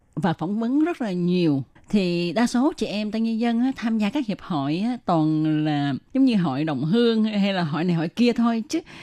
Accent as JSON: {"language": "Vietnamese", "country": "Vietnam", "said": "người Việt mình"}